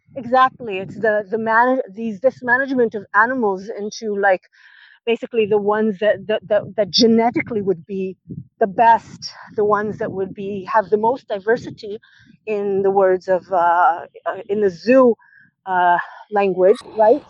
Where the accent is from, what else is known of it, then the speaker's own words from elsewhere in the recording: Israel; moved away as an adult; I visited uh, my my hometown after a few years of not being there